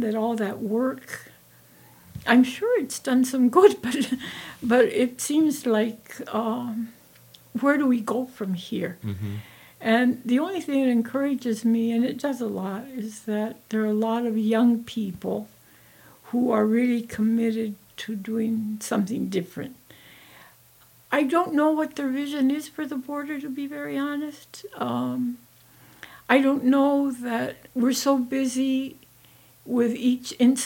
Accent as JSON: {"language": "English", "town": "Douglas", "region": "Arizona", "country": "United States", "tie": "born or raised there", "said": "when I was growing up in Douglas"}